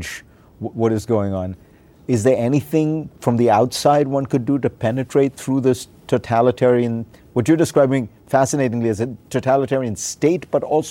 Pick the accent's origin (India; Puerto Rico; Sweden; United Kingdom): India; When I was a teenager growing up in India